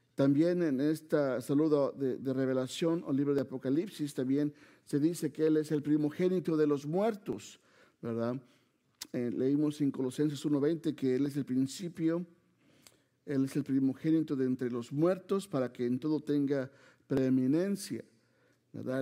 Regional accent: Mexico City, Mexico; vengo de Chilangolandia, como nos dicen, ¿verdad? De la Ciudad de México

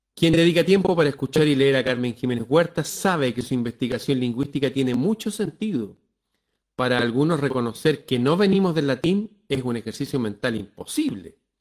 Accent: Chile; nosotros acá en Chile usamos palabras

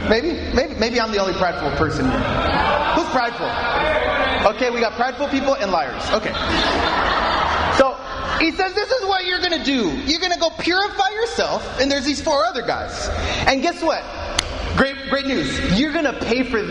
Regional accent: United States; moved away; I'm American

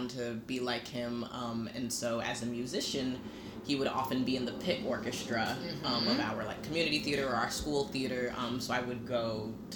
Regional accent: Weston, Connecticut, United States; I grew up in a small town in Weston, or in Connecticut called Weston

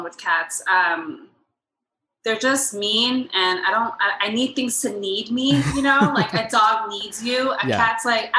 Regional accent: Miami, Florida, United States; also born or lived in Puerto Rico / Lakeland, United States; So I was born in Miami. And I kind of started just jumping around between Miami, Puerto Rico, and then Central Florida, Lakeland to be specific.

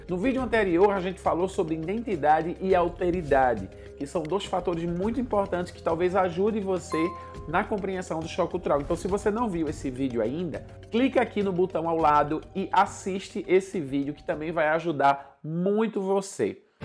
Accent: Recife, Pernambuco, Brazil; moved away as an adult; now in Senegal; lá na cidade do Recife, de onde eu venho

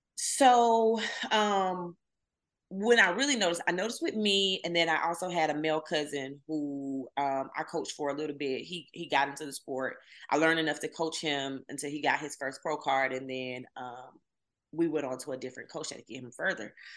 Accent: Camilla, Georgia, United States; moved away as an adult; also born or lived in Atlanta, Georgia; I'm from the deep south. I'm from Southwest Georgia, Camilla, Georgia to be exact

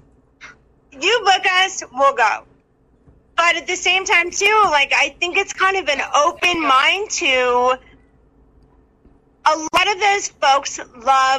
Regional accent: Alaska, United States; moved away; Alaska, let me tell you, that's my hometown.

